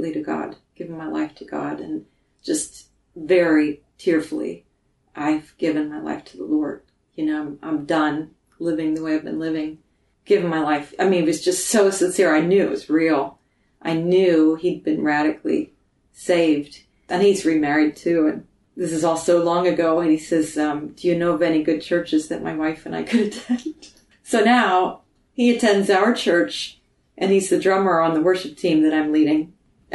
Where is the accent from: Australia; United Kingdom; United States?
United States; eastern Pennsylvania; moved away; also born or lived in Michigan; I am of German descent, grew up in eastern Pennsylvania